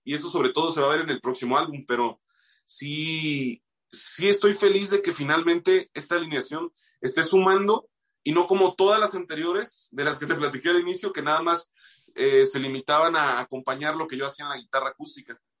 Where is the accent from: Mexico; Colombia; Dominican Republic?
Mexico; Moroleón, Guanajuato; moved away; soy de Moroleón, güey, allá pues sí, a mí me tocó una buena etapa para ser músico en Moroleón